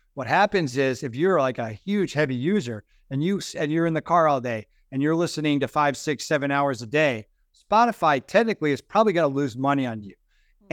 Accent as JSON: {"language": "English", "region": "North Carolina", "country": "United States", "said": "I'm from North Carolina."}